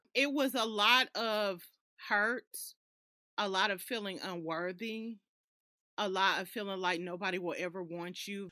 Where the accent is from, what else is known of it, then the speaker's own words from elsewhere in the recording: Alabama, United States; also born or lived in California; I was born in California, and up until the age of six, my mom, she uprooted me and moved me to Alabama.